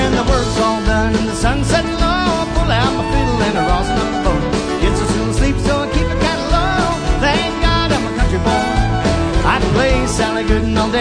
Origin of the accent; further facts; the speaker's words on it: Kirbyville, Missouri, United States; I'm from Kirbyville.